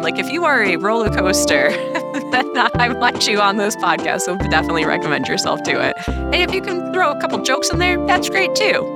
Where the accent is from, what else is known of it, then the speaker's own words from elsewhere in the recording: New York, United States; now in Minnesota, United States; As a New Yorker